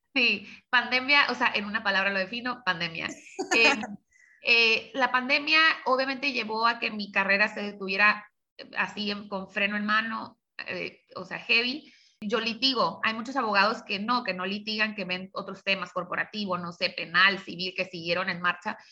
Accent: Tijuana, Baja California, Mexico; also born or lived in San Diego, California / Hermosillo, Sonora; nací en San Diego, viví de, pues, de, niña aquí en Tijuana, después viví siete años en Hermosillo, Sonora, y ya en la secundaria regresé a Tijuana y, de aquí no me he movido

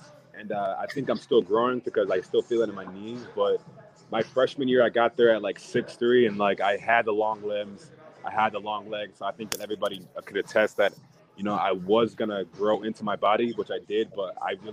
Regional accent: New Jersey, United States; moved away as an adult; also born or lived in Miami, Florida / Los Angeles, California; I'm a Jersey native. I was born and raised in Jersey

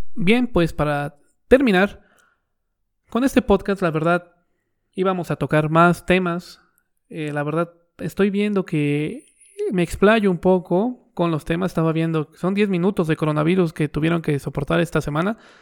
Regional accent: Mexico; yo soy un mexicano promedio

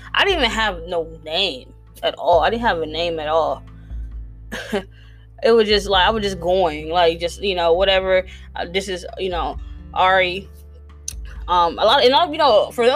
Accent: East Palo Alto, California, United States; I'm from East Palo Alto, California

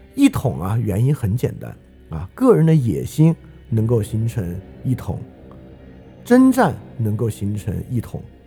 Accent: China

